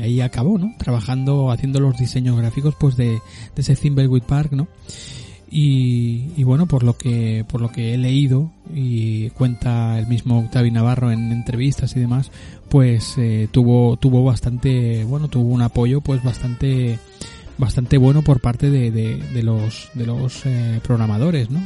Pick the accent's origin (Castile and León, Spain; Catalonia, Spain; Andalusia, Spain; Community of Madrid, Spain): Catalonia, Spain; Barcelona; born or raised there